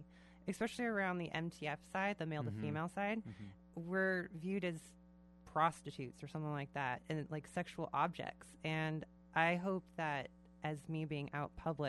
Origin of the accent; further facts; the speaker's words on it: Vashon Island, Washington, United States; also born or lived in Spokane; I was born in the Puget Sound and I grew up on Vashon Island.